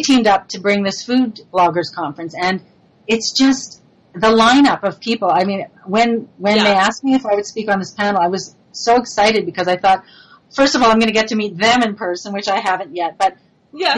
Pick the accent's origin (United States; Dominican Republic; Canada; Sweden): Canada; Montreal, Quebec; accent: French influence; moved away; I'm originally from Montreal, so I have a little bit of that French influence